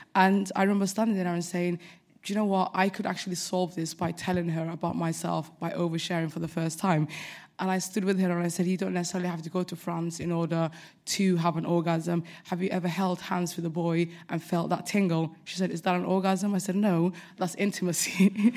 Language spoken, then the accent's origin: English; United Kingdom; I'm very British